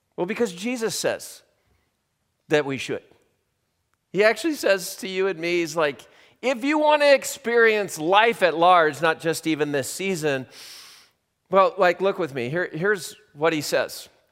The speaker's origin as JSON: {"language": "English", "region": "Southern California", "country": "United States", "moved": "yes", "said": "I'm from Southern California"}